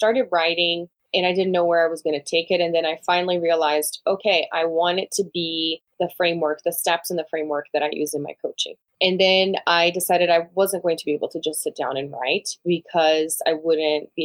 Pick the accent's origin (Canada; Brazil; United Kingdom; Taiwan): Brazil; English is a second language; moved away as an adult; now in United States; I'm from Brazil originally, born and raised